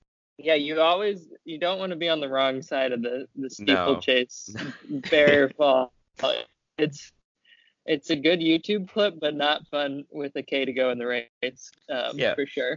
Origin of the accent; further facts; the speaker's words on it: Indiana, United States; I'm from Indiana where it's pretty humid in the summer